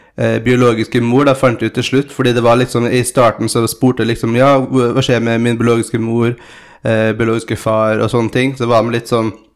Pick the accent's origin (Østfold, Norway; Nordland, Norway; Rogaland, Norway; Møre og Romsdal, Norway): Møre og Romsdal, Norway; born or raised there; also born or lived in São Paulo, Brazil